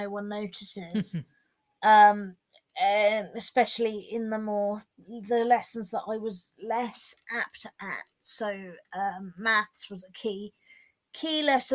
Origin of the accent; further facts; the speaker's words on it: Hampshire, South East England, United Kingdom; I'm 24 and I'm a novelist from Hampshire in England.